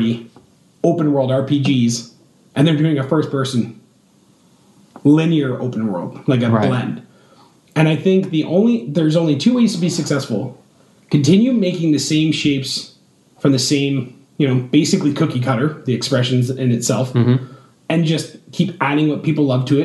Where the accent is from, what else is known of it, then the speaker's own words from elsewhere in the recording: Canada; I'm Canadian